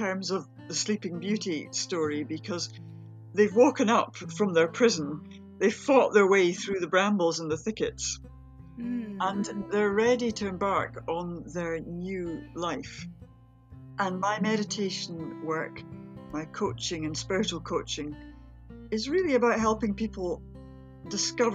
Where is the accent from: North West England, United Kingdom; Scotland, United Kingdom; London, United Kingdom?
Scotland, United Kingdom; near Edinburgh; I grew up near Edinburgh. I've always lived around here.